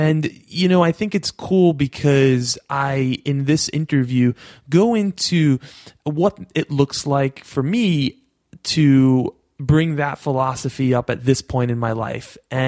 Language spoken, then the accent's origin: English; New York, United States; accent: New York; my New York accent